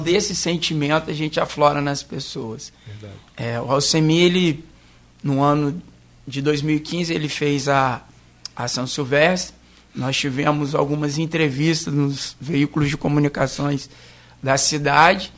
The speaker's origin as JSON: {"language": "Portuguese", "town": "Cachoeiro de Itapemirim", "region": "Espírito Santo", "country": "Brazil", "moved": "as an adult", "lives_now": "Campos dos Goytacazes, Brazil", "said": "eu não sou campista, sou capixaba, sou da capital secreta do mundo, que é Caxeta"}